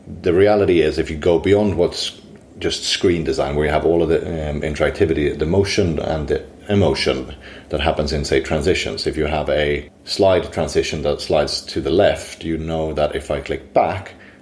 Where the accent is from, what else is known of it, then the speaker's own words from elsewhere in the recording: Sweden; now in London, United Kingdom; I'm originally from Sweden. Today I work for Digitas in London